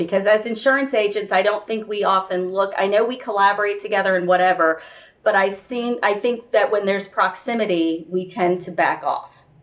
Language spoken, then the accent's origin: English; Florida, United States; also born or lived in Miami / St. Petersburg, Florida; I'm a Florida girl, born and raised